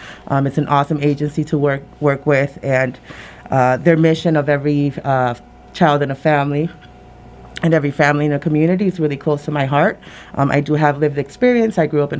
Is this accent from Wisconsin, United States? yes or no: no; Springfield, Massachusetts, United States; now in Pittsfield, United States; I grew up in, born and raised in Springfield. Came to Pittsfield in 2009 when my girls were still very young, and you know, schooling over here seemed a little more better than Springfield. So I decided to move out here.